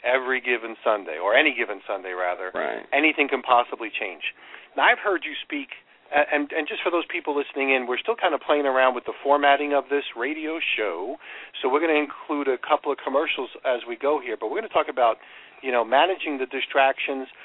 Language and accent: English; New York, United States; I grew up in New York